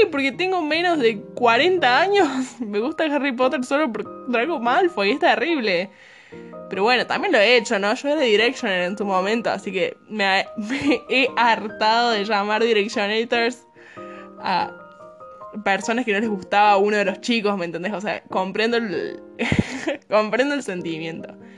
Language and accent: Spanish; Córdoba, Argentina; accent: Cordoban tonada; tengo 20 años, soy de Córdoba, capital, Argentina.